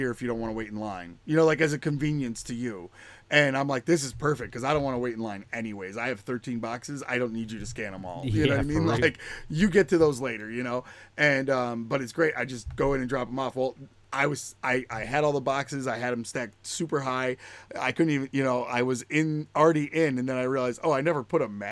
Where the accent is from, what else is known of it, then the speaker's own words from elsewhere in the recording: Utica, New York, United States; I'm from Utica, New York